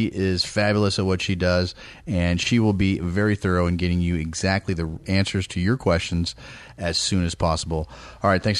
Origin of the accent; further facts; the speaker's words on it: East Bay, California, United States; moved away; I'm from the Bay Area, grew up in the East Bay